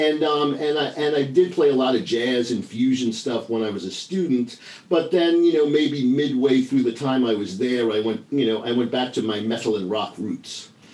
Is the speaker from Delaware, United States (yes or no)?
no; New York, United States; moved away; I grew up in New York